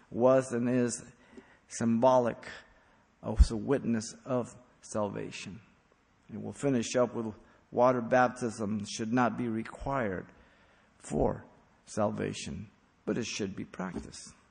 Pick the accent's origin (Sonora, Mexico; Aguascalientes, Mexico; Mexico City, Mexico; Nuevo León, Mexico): Mexico City, Mexico; born there; I was raised a Catholic. I was born in Mexico City. I was a Catholic till 23 years old till the Lord saved me.